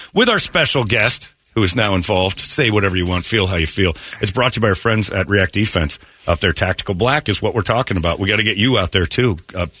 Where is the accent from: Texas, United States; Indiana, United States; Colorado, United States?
Indiana, United States; now in Arizona, United States; I'm from Indiana.